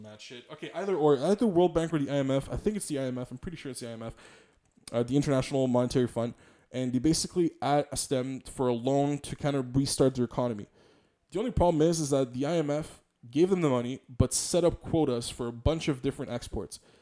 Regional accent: Montreal, Quebec, Canada; I'm a Quebecer, I'm a Montrealer, I'm, I'm also from Polish descent

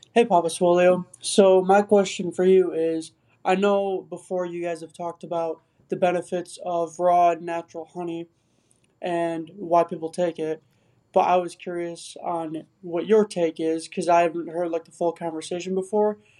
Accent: India; I'm from India

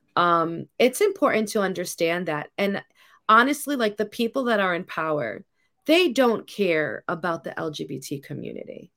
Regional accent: New York City, New York, United States; I grew up in New York City. I grew up in the eighties and the nineties

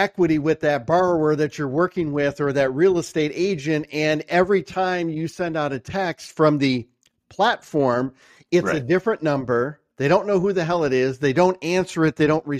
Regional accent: Michigan, United States; you know, I'm from Michigan and I know that's where you guys are headquartered.

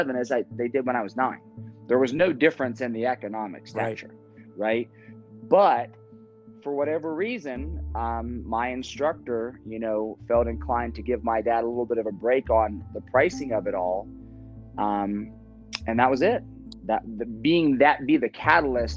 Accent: Northeast Ohio, United States; growing up in Northeast Ohio, football is like the thing

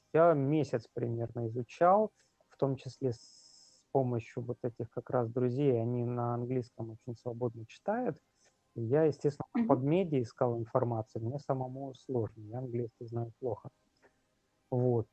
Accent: Magadan, Magadan Oblast, Russia; moved away as an adult; now in Saint Petersburg, Russia; я сам из Магадана

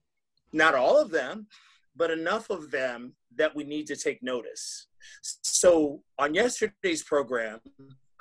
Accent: Boston, Massachusetts, United States; I'm from Boston

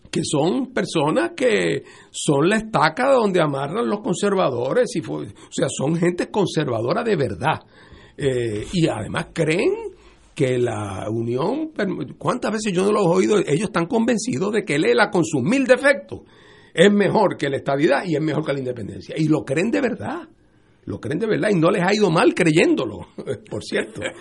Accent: Puerto Rico; estamos en la discusión ideológica porque todos somos puertorriqueños.

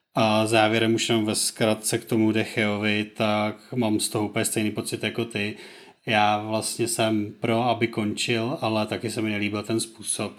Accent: Plzeň Region, Czechia; u nás na Plzeňsku

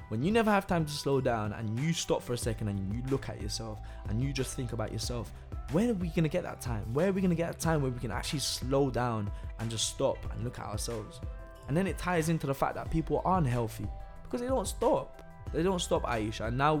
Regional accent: Italy; now in London, United Kingdom; It's funny because I'm from Italy as well.

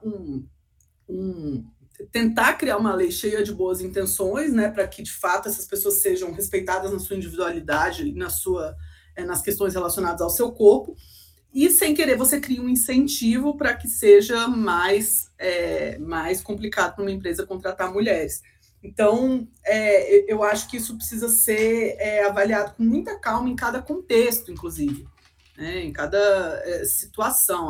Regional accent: Brasília, Federal District, Brazil; Então eu sou brasiliense mesmo

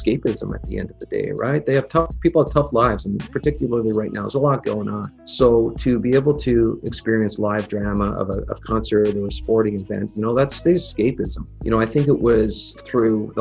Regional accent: Ottawa, Ontario, Canada; born and raised in Ottawa here

